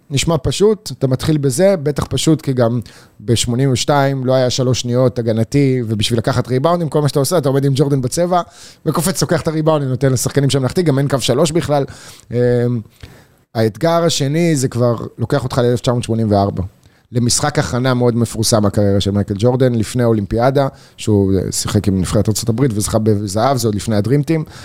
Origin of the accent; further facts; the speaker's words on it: Israel; אני מישראל